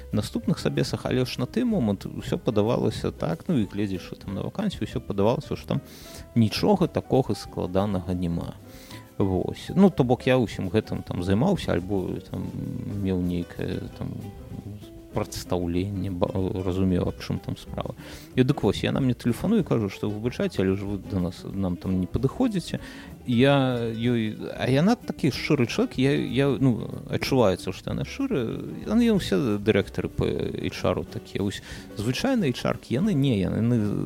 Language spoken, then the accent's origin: Belarusian; Belarus; мы ж беларусы